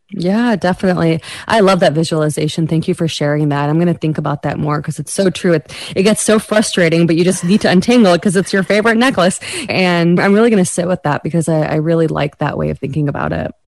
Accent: United States; South Asian American

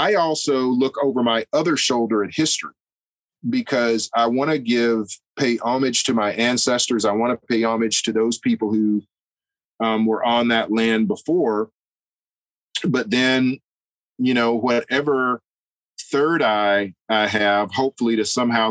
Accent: United States; I'm an American

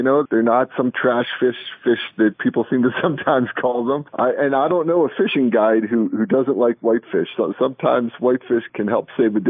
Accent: Pennsylvania, United States; I grew up in Pennsylvania.

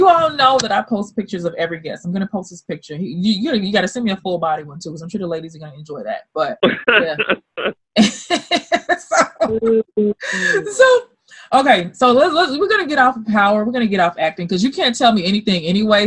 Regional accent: Memphis, Tennessee, United States; I'm from Memphis, Tennessee, born and raised.

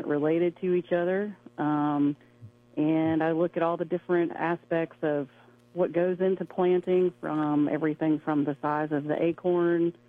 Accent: Chattanooga, Tennessee, United States; also born or lived in Knoxville, Tennessee / Oklahoma; I'm actually from Tennessee, from the Chattanooga area. Grew up around there

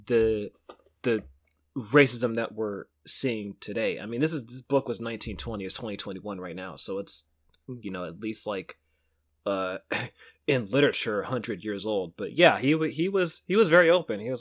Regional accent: Pittsburg, California, United States; I grew up in Pittsburgh, California

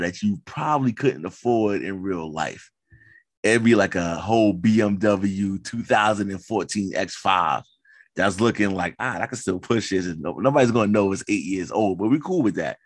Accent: New York City, New York, United States; I come from Queens

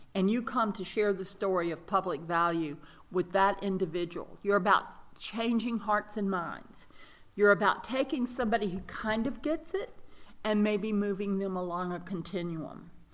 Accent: Mississippi, United States; moved away as an adult; also born or lived in Dallas; now in North Carolina, United States; I was raised in Mississippi and um, spent a little time in Dallas

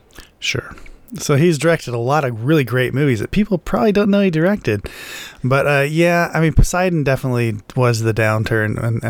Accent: United States; We only Americans say Das Boot, apparently.

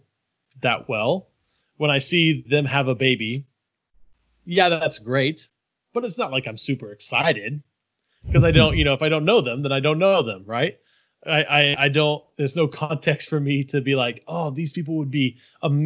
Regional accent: Kansas City, United States; moved away; I'm from the Kansas City area. I was born there, raised outside of there

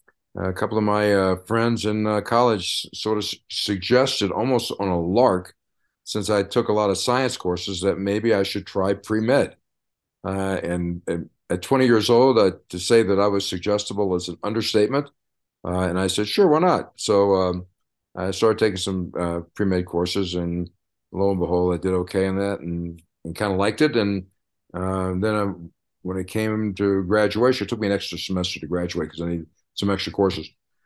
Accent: Memphis, Tennessee, United States; moved away as an adult; also born or lived in Illinois; now in Snowmass Village, United States; I was born in Memphis, Tennessee, basically a southern born boy, born and raised in Memphis. And really, I didn't get out of the South until I went to college, went to the University of Illinois.

